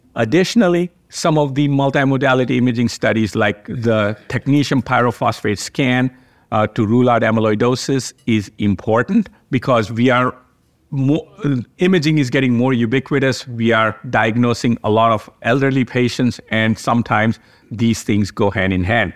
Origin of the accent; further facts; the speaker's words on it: Cleveland, Ohio, United States; from Cleveland Clinic in Cleveland, Ohio. Welcome to my hometown